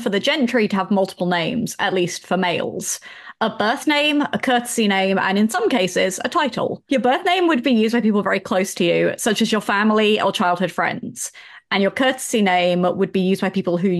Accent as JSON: {"language": "English", "country": "United Kingdom", "said": "I'm from the UK"}